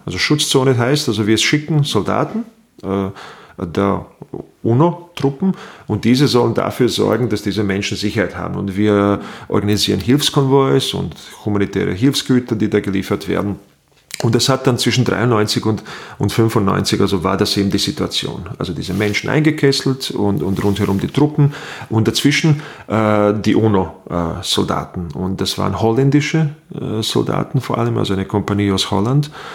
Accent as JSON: {"language": "German", "country": "Bosnia & Herzegovina", "tie": "born or raised there", "also_born_or_lived": "Burgenland, Austria", "moved": "yes", "lives_now": "Austria", "said": "ich stamme aus Bosnien-Herzegowina äh, aus dem ehemaligen Jugoslawien, präziser gesagt, weil zu dem Zeitpunkt, dass ich auf die Welt kam und in meiner Jugend gab es noch diesen Staat"}